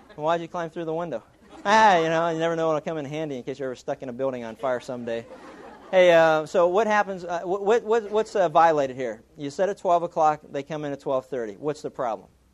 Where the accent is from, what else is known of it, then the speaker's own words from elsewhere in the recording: Pittsburgh, Pennsylvania, United States; growing up in Pittsburgh, we, we used to steal everything.